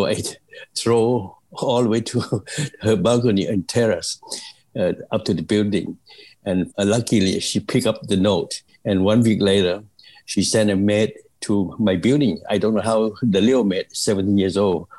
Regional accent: Cambodia; now in United States

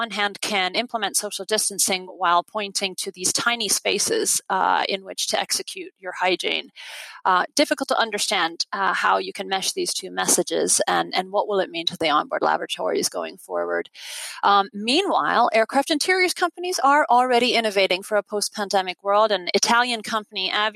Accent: Ireland; now in United States; my home country

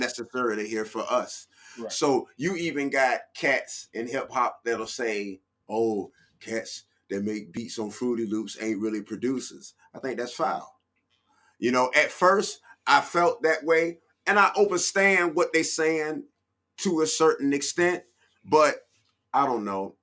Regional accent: Norfolk, Virginia, United States; I am from Norfolk, Virginia, VA 804 757

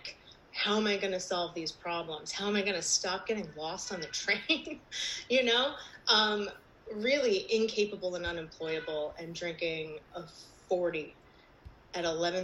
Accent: New Jersey, United States; I'm from New Jersey

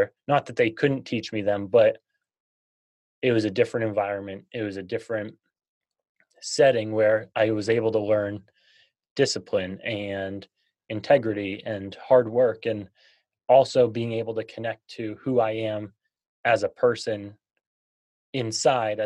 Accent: Massachusetts, United States; I grew up in Massachusetts.

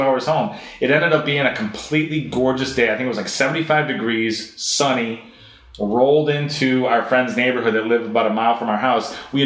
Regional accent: Kenmore, New York, United States; Dave, you know, who we grew up with in Kenmore

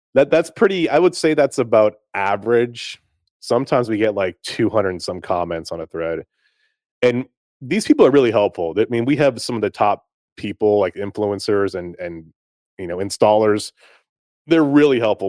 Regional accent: Greensboro, North Carolina, United States; moved away as an adult; also born or lived in Winnipeg, Manitoba, Canada / Akron, Ohio; now in Nashville, United States; I grew up in the States, I grew up in, in Greensboro and, in High Point, North Carolina

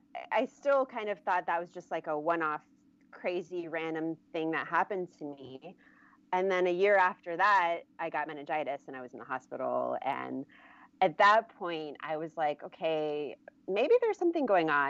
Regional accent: Germany; also born or lived in Michigan, United States; now in California, United States; I grew up mostly in Germany

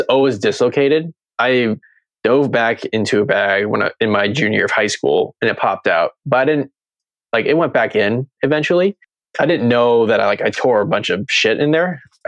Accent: Seattle, Washington, United States; moved away as an adult; also born or lived in New Mexico / California; back in Seattle in my hometown.

